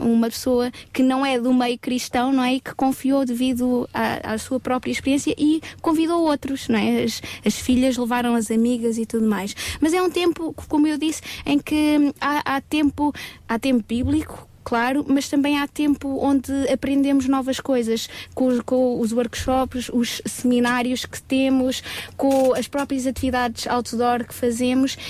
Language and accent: Portuguese; Portugal